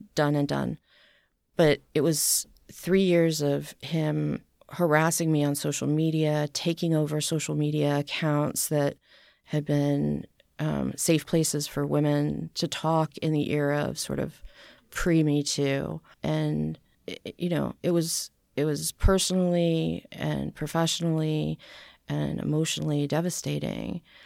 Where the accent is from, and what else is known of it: New Hampshire, United States; born or raised there; also born or lived in Boston, Massachusetts / St. Louis, Missouri / Philadelphia / Pittsburgh; now in Nashville, United States